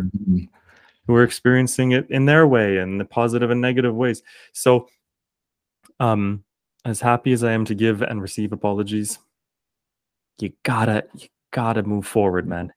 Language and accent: English; Kingston, Ontario, Canada; accent: Canadian; I'm just one dude from Kingston, Ontario.